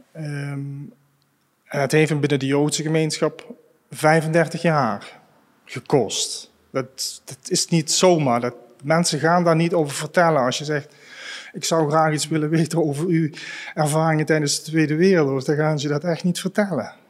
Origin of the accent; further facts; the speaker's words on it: Grevenbicht, Limburg, Netherlands; Grevenbicht, waar ik geboren ben